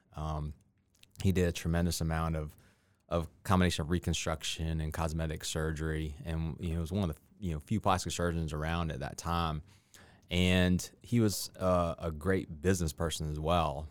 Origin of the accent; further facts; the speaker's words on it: Columbia, South Carolina, United States; moved away as an adult; also born or lived in Augusta, Georgia; now in Columbia County, Georgia, United States; I grew up in Columbia, South Carolina